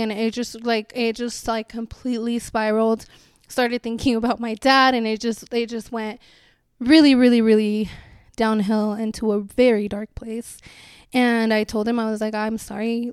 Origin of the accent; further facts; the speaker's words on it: Chihuahua, Mexico; now in United States; I was born in Chihuahua in Mexico in the winter.